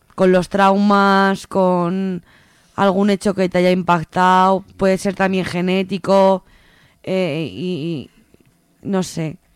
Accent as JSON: {"language": "Spanish", "town": "Teruel", "region": "Aragon", "country": "Spain", "moved": "as an adult", "lives_now": "Zaragoza, Spain", "said": "yo, vivía en Teruel, eh, yo soy de Teruel y me vine a estudiar aquí a Zaragoza"}